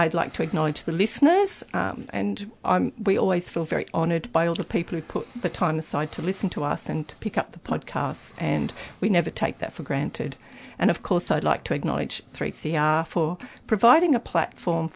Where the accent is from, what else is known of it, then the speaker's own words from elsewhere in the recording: Springvale, Victoria, Australia; I was born in Springvale on the land of the Woiwurrung and Boonwurrung people